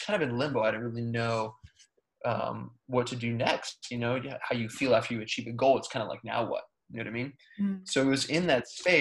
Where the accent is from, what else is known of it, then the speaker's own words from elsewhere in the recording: United States; I was born here in America, and I, as a kid, always had so much energy